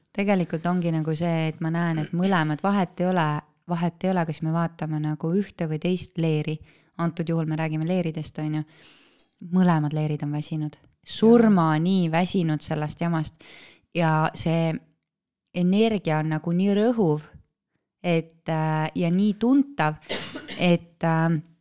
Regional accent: Estonia; kõik me oleme eestlased

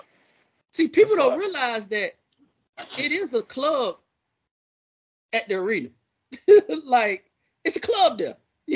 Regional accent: Miami, Florida, United States; Miami niggas do that.

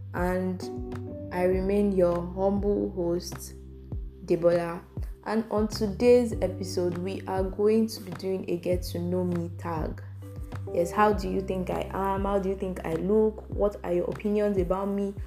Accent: Lagos, Nigeria; I grew up in Lagos, Africa, Nigeria.

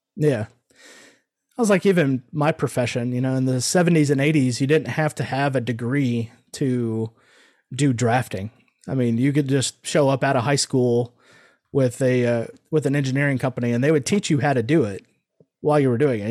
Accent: Omaha, Nebraska, United States; now in Houston, United States; I was born in Omaha, Nebraska, so I'm one of those damn Yankees that came down here, moved, and then stayed

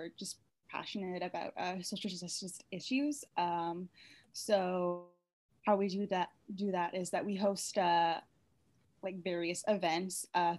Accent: New Brunswick, Canada; now in Vancouver, Canada; I'm originally from New Brunswick, but I currently live in Vancouver

